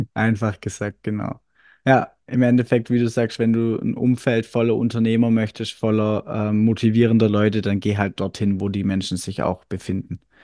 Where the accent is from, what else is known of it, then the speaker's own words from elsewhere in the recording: Swabia, Germany; accent: Swabian; wie man ja ab und zu, glaube ich, ein bisschen raushört, ich komme aus dem Schwäbischen